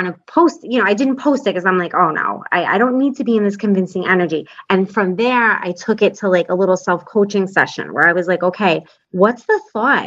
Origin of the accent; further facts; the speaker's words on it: New York, United States; I'm from New York